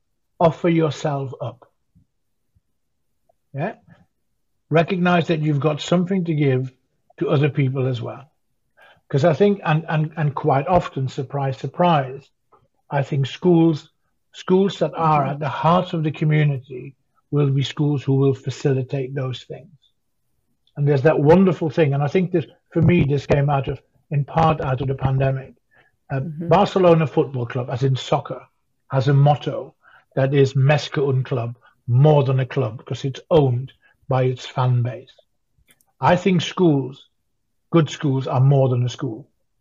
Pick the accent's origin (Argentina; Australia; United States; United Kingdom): United Kingdom; Sheffield, Yorkshire and the Humber; I'm from Sheffield. I'm one of you.